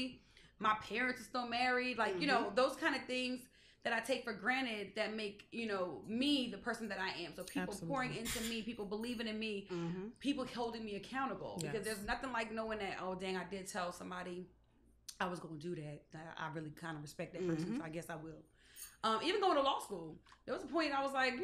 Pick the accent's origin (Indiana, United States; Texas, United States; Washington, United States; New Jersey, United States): New Jersey, United States; Lawnside; we were so grounded in who we are as a people. It's like, no, like we're from Longside